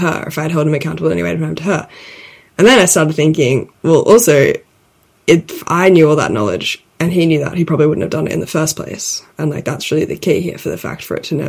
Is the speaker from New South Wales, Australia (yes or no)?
yes; Sydney, New South Wales, Australia; moved away as an adult; also born or lived in London; we grew up in Sydney together